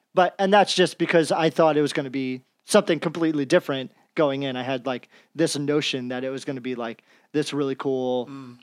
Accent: New Jersey, United States; I'm from Jersey

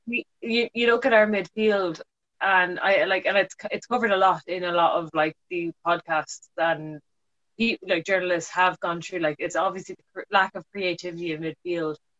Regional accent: Ireland; as an Irish person

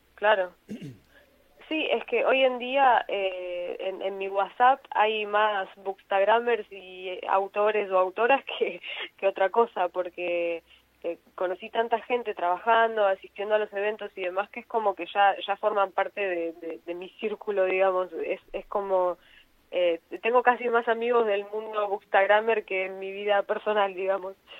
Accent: Mar del Plata, Buenos Aires Province, Argentina; yo soy de Mar del Plata, vivo en la parte sur de Mar del Plata

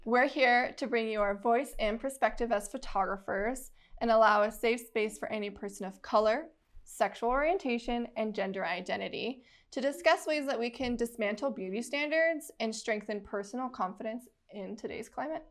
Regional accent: United States; I am Navajo and Ute, so I'm Native American, come from Navajo Nation

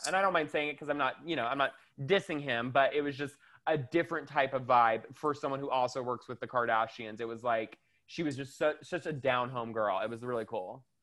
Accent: the South, United States; I'm from, I grew up in the South

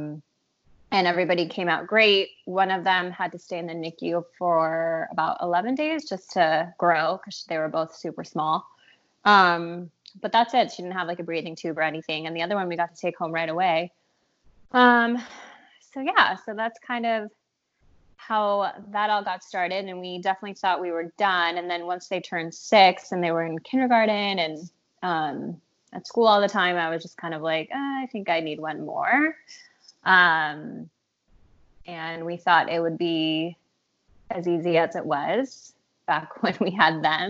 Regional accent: Mexico City, Mexico; now in San Diego, United States; I'm originally from Mexico City

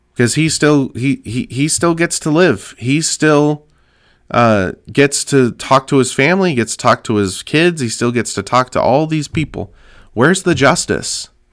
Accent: California, United States; my home state of California

